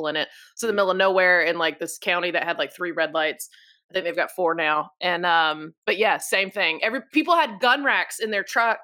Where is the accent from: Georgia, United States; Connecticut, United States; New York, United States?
Georgia, United States